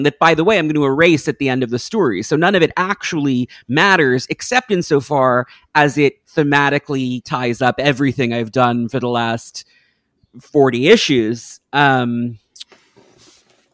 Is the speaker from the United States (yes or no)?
yes; New York, United States; I'm from New York